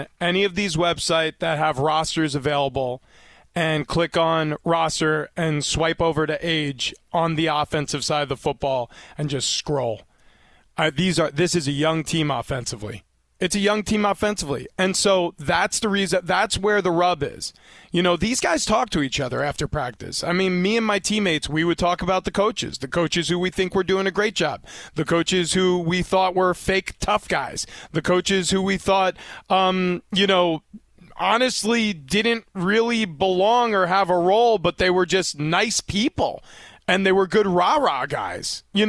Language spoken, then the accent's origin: English; New York, United States; growing up in New York, I just assumed that Notre Dame was in New York.